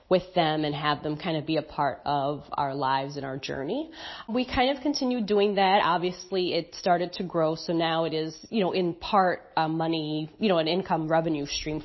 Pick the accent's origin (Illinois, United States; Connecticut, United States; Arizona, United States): Illinois, United States; Chicago; moved away as an adult; also born or lived in Mazatlan, Mexico; now in Antigua, Antigua and Barbuda; We're originally from Chicago, and we've been abroad for about 4.5 years now.